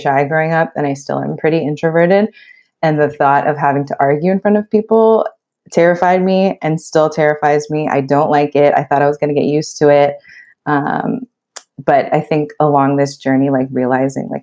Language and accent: English; Los Angeles, California, United States; also born or lived in Pennsylvania; I grew up in the Los Angeles area